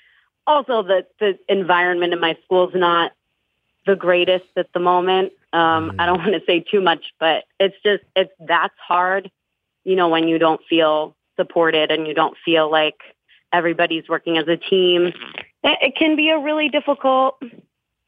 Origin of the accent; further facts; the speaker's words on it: New Jersey, United States; I'm from North Jersey